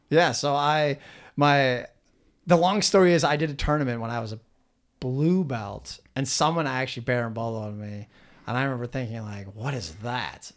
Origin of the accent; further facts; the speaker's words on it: Minnesota, United States; also born or lived in South Korea; Minnesotans are much more similar to Canadians than we are